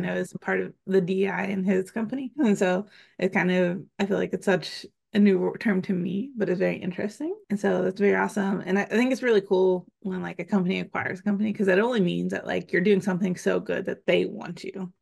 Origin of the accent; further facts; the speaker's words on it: Pennsylvania, United States; now in Texas, United States; I'm also from Pennsylvania